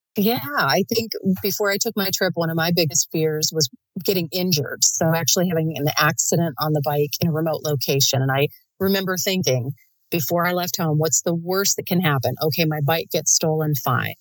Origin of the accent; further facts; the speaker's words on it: United States; as an American